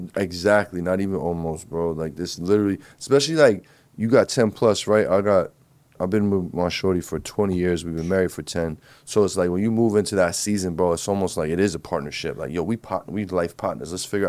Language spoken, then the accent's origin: English; New Jersey, United States; I'm from Jersey. North Jersey.